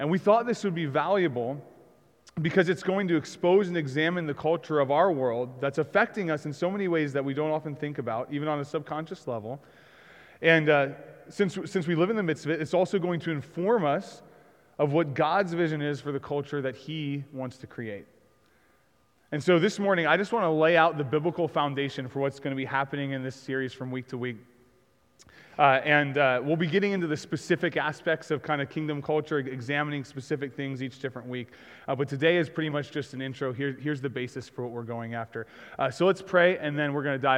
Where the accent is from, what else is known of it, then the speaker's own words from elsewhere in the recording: United States; I grew up in America.